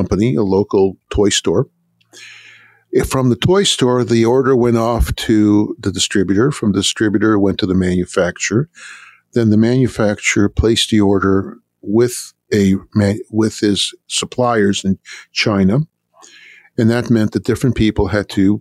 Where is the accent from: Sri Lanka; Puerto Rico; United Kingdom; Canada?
Canada; now in United States; I grew up in Canada